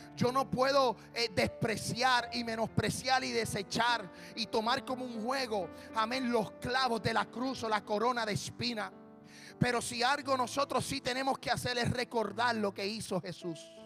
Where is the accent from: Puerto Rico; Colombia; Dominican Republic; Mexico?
Puerto Rico; yo soy puertorriqueño